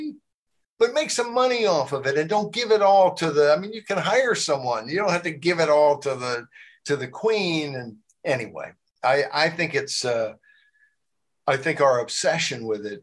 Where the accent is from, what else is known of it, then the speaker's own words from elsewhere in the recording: Arkansas, United States; also born or lived in New Jersey; now in Virginia, United States; I moved from New Jersey when I was 8 years old to Arkansas